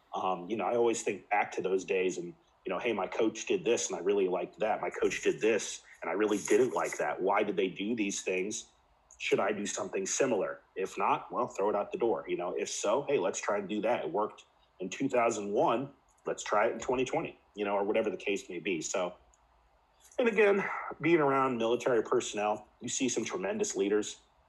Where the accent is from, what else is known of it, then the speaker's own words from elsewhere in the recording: Midwest, United States; also born or lived in West Coast, United States / Spain; You know, growing up in the Midwest, as you can relate to, the Midwest is a unique place in and of itself. Spent time on the West Coast. I live on the East Coast now. Lived for 3 years in Spain on a Navy base.